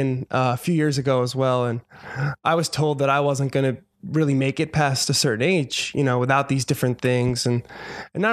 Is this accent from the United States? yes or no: yes; Audubon, New Jersey, United States; moved away as an adult; also born or lived in Philadelphia / New York City; now in Los Angeles, United States; That's where I grew up, because I think he mentioned Cherry Hill. I grew up in Audubon, which is literally 5 minutes away.